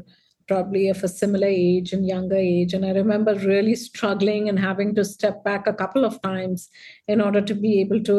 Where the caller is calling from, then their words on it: Gurgaon, Haryana, India; I am tuning in from Gurgaon in India, so it's afternoon here.